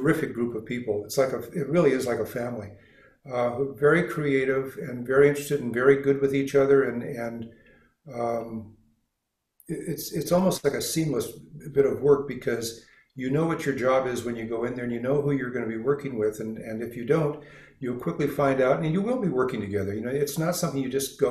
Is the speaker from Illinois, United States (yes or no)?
no; Los Angeles, California, United States; moved away; I was actually born downtown Los Angeles. I'm from California, and though I didn't live here all my life